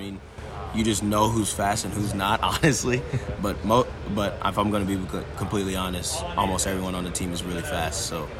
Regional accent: Lawrence, Kansas, United States; it's definitely awesome feeling being in my hometown playing here.

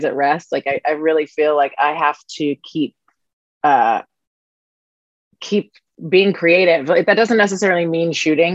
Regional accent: Washington, District of Columbia, United States; I'm from Washington, D.C., actually, born and raised in the District of Columbia

